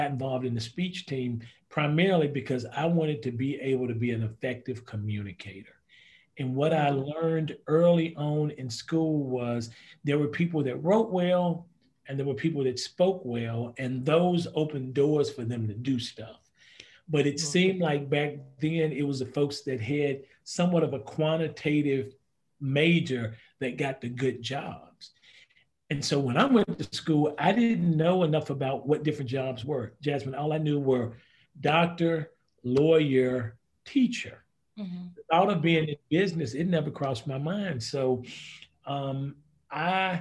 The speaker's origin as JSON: {"language": "English", "town": "Greensboro", "region": "North Carolina", "country": "United States", "tie": "born or raised there", "also_born_or_lived": "Reidsville, North Carolina", "said": "I grew up in Reidsville, North Carolina, moved to Greensboro"}